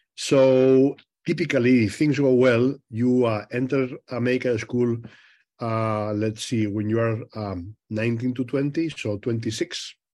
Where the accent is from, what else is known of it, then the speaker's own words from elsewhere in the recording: Madrid, Community of Madrid, Spain; moved away as an adult; also born or lived in Rochester, Minnesota; now in United States; I was born in Madrid